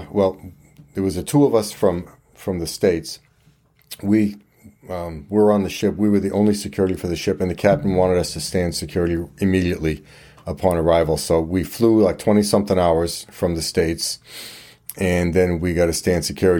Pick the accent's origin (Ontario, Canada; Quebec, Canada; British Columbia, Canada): Quebec, Canada; I just looked like I was probably on Old Orchard Beach, and I'm from Quebec, right?